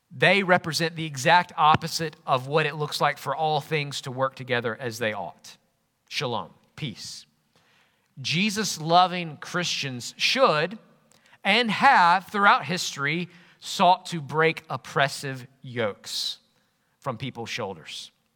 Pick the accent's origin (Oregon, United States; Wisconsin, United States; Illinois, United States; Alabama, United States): Alabama, United States; Jackson; moved away as an adult; also born or lived in Yorkshire / Northumbria; Growing up in Jackson, Alabama